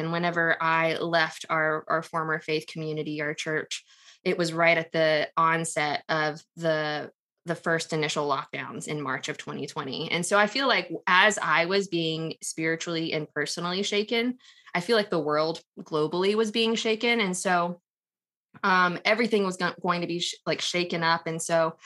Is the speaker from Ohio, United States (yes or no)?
no; Texas, United States; I'm a born and raised Texan, have been in Texas my entire life